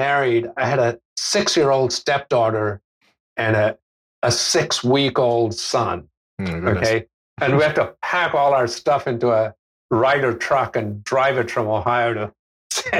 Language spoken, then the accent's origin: English; India; moved away as an adult; also born or lived in Australia / United States / United Kingdom; I was born in India, and I, except for a year and a half when I spent in Australia, I basically grew up in India until I was 19